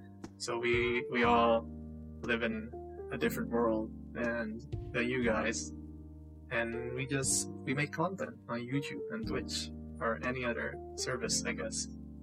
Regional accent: Indonesia; I am a VTuber from Indonesia, like you just said, yeah.

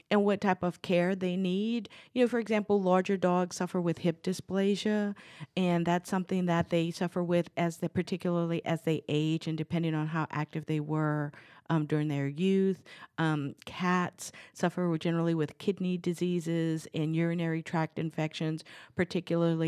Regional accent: New Orleans, Louisiana, United States; I'm from New Orleans. I grew up there, and Louisiana is considered a hunter's paradise

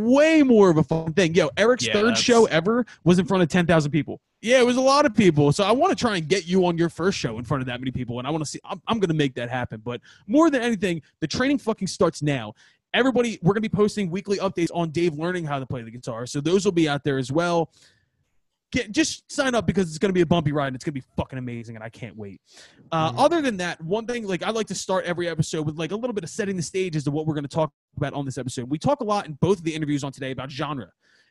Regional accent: Philadelphia, Pennsylvania, United States; we're from Northeast Philly

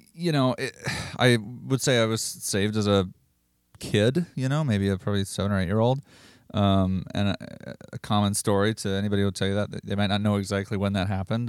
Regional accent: Rosemount, Minnesota, United States; I'm from Rosemount, Minnesota

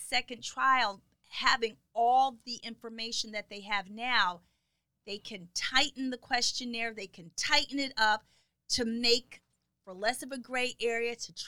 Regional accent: United States; as an American

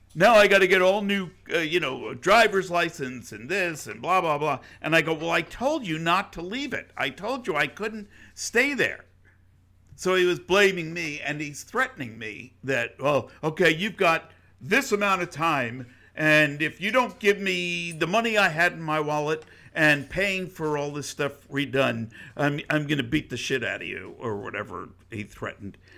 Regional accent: New York, United States; moved away; I grew up in New York. We didn't have flowers. You know, you, we had concrete

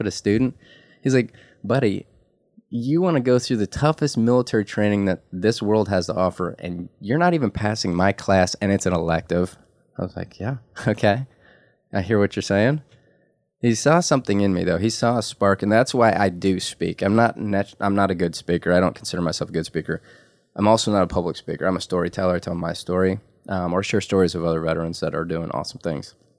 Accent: Detroit, Michigan, United States; I was legitimately born in Detroit in the heart

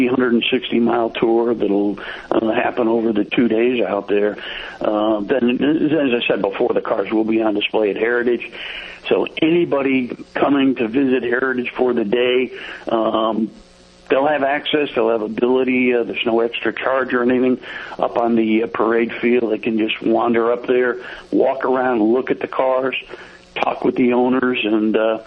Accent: Northeast, United States; now in Plymouth, United States; And moved to Plymouth. We're from the Northeast and just wanted to get over this way.

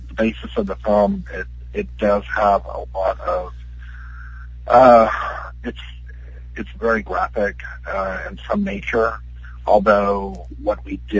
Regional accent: Houston, Texas, United States; now in San Antonio, United States; I'm originally from Houston

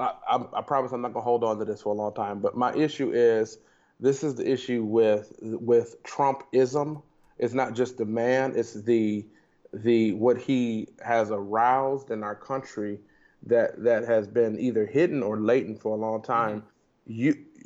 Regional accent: United States; So I'm here as an American, born in this country.

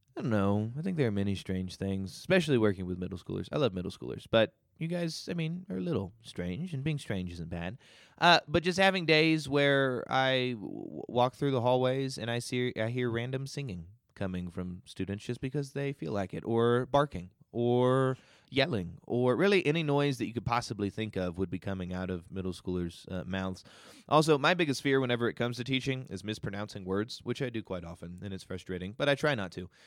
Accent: Kentucky, United States; moved away as an adult; now in Utah, United States; I am from Kentucky. Very proud that I'm from Kentucky

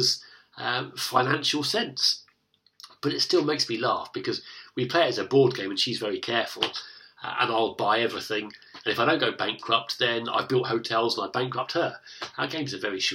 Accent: United Kingdom; the difficulty that I have as a British man is that I've been brought up to be self-reliant. I've been brought up in a nation that's lucky enough to have the welfare state.

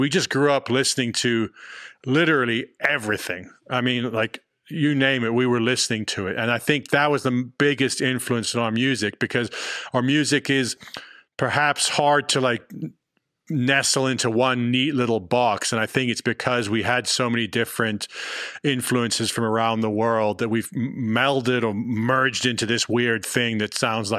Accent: London, United Kingdom; born there; also born or lived in Johannesburg / Los Angeles; now in Austin, United States; I was born in London, then I lived in Johannesburg, we were in LA for the last 4 or 5 years, now we're out in Austin.

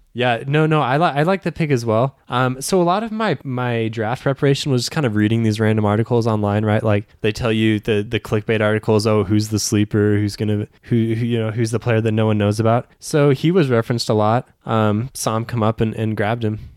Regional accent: Arizona, United States; I'm from Arizona

